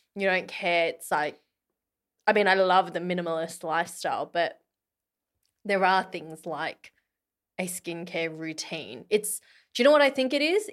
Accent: Australia; moved away; being an Aussie

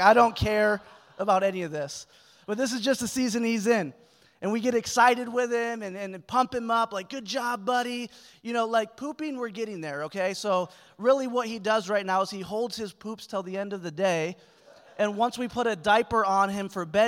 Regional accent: Springfield, Missouri, United States; I'm from Springfield, Missouri, and it's just way different.

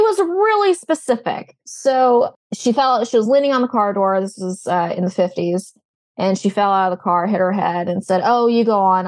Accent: New Orleans, Louisiana, United States; moved away; I'm originally from the New Orleans area.

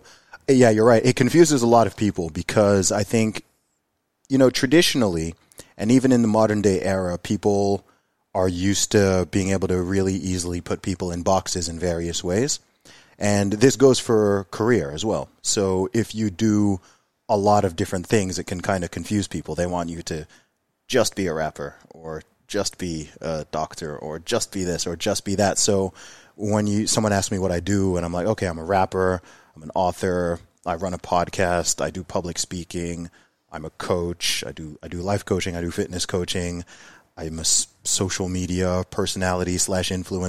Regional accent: Saudi Arabia; moved away as an adult; also born or lived in Luton, United Kingdom; I was born in Luton, but I didn't grow up there. I grew up in Saudi Arabia, in the Middle East. I lived there for 20 years

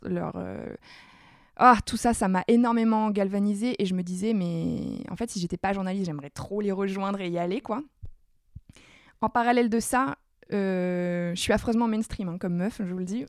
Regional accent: Nord, Hauts-de-France, France; je suis ch'ti

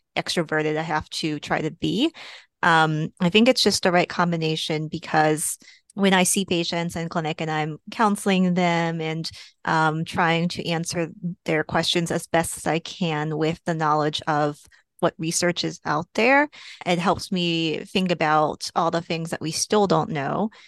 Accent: Texas, United States; also born or lived in Portland, Oregon / Seattle, Washington; now in Boston, United States; I am originally from Texas

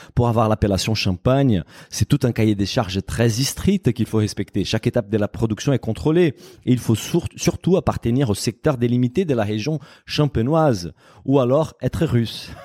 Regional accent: Brazil; French is a second language; moved away; en tant que Brésilien

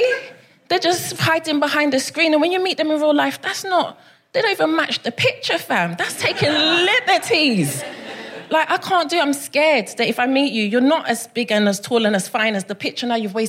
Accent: Brixton, London, United Kingdom; I come all the way from Brixton. I'm very excited to be here.

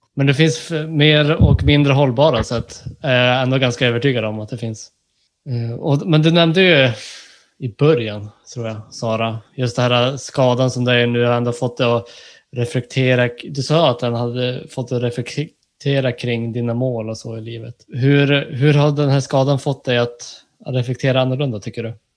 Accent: Norrbotten County, Sweden; Jag är ju från eh, ja, Norrbotten

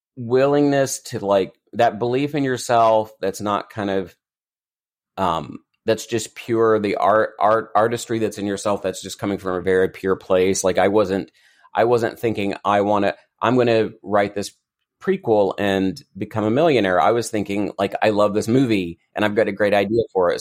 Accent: Eastern Kentucky, United States; I grew up in Eastern Kentucky

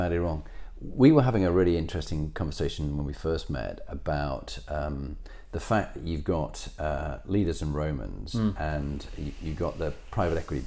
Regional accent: Halifax, Yorkshire and the Humber, United Kingdom; we grew up in Halifax

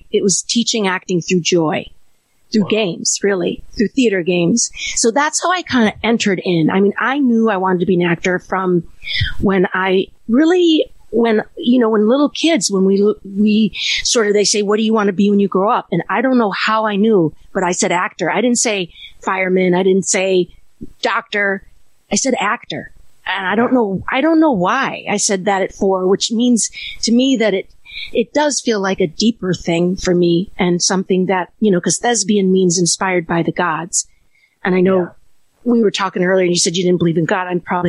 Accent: Illinois, United States; Outside Chicago.

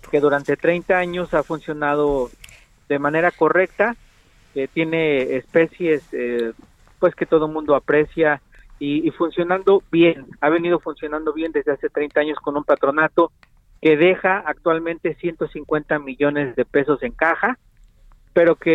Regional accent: Veracruz, Mexico; yo soy abogado veracruzano

